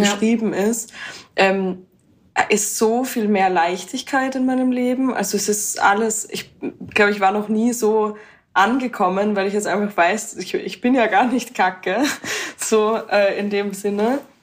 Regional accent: Vienna, Austria; und ich komme aus Wien

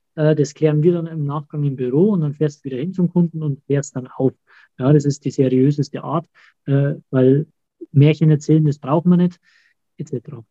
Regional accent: Auerbach, Germany; bei uns in Auerbach

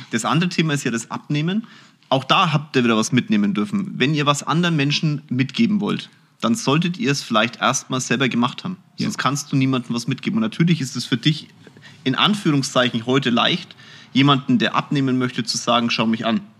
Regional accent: Munich, Bavaria, Germany; ich bin in München, Schwabing geboren

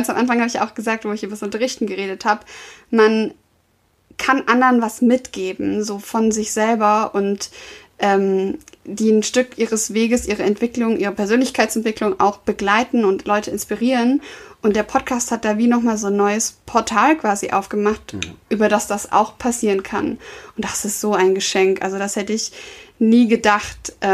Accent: Stuttgart, Baden-Württemberg, Germany; accent: Swabian; weil ich habe extrem geschwäbelt. Ich komme ja aus, aus dem Süden.

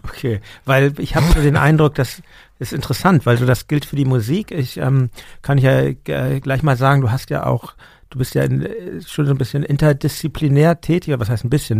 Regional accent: Hamburg, Germany; ich bin in Hamburg. Meine Eltern sind Berliner, aber die sind vor meiner Geburt nach Hamburg gezogen. Und ähm, genau, insofern bin ich schon Hamburger

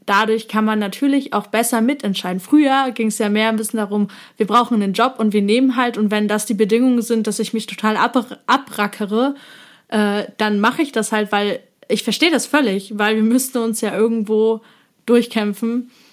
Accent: eastern Germany, Germany; Wir kommen tatsächlich beide äh, aus einem DDR-Haushalt, also wir sind beide quasi im Osten aufgewachsen

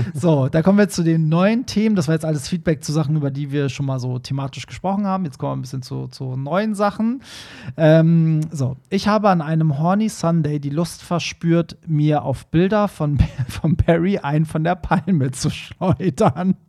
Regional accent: Tehran, Tehran Province, Iran; moved away; in einer Metropole wie Teheran aufgewachsen ist, so wie ich

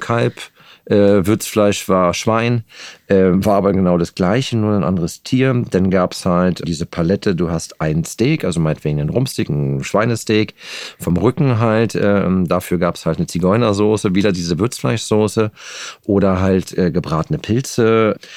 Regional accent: Geltow, Brandenburg, Germany; also born or lived in Babelsberg / Potsdam; now in Berlin, Germany; die ersten Jahre in Babelsberg, später ganz kurz äh, in Potsdam in Nähe der Kliniker Brücke am Heiligen See äh, aufgewachsen und den Rest meiner Kindheit habe ich in Geltow verbracht

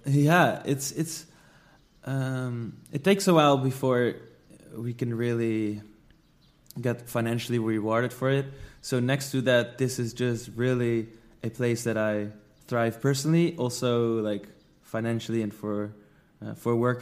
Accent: Netherlands; moved away as an adult; now in Bali, Indonesia; I'm from the Netherlands, but I live in Bali, Indonesia.

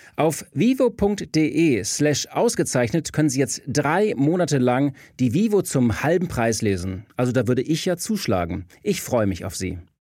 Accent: Bavaria, Germany; ich bin aus Bayern

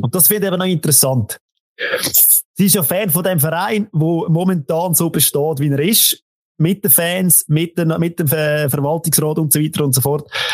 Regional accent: Central Switzerland, Switzerland; bei uns in der Zentralschweiz

